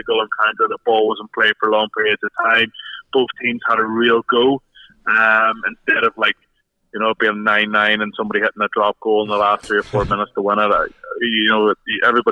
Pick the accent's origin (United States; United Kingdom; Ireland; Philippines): Ireland; as an Irishman